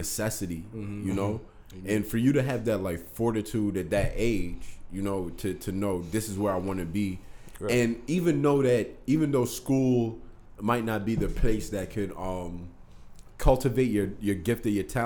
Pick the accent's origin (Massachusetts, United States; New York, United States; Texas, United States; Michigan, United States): New York, United States; I'm as a New Yorker